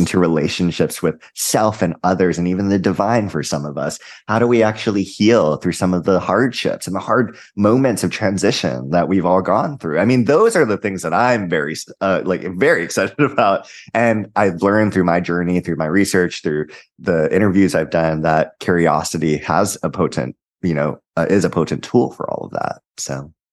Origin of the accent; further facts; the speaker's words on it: Hawaii, United States; I'm also from Hawaii